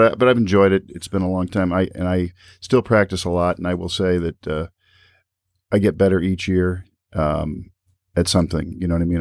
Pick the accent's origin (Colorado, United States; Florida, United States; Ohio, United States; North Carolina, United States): Ohio, United States; Toledo; I'm from Toledo. I'm still here